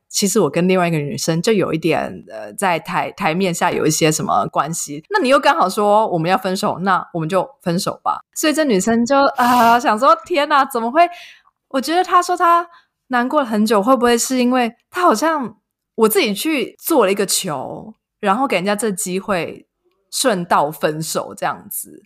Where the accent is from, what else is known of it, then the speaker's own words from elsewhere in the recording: Yilan, Yilan County, Taiwan; moved away as an adult; also born or lived in Taipei; now in Germany; 因为我们都是宜兰人